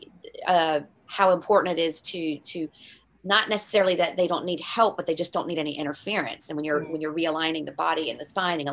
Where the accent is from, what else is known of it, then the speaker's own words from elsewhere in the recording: United States; moved away as an adult; now in Ireland; in the 22 years that I've lived here, obviously because I'm American